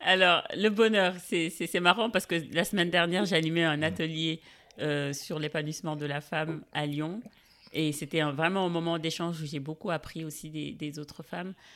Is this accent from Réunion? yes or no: no; Dakar, Senegal; Je suis née, j'ai grandi à Dakar